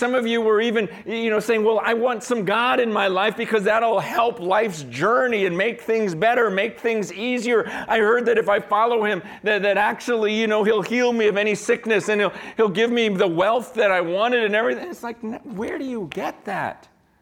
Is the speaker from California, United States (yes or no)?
yes; San Francisco, California, United States; I was born here in San Francisco. I was born in Chinatown at the hospital in Chinatown.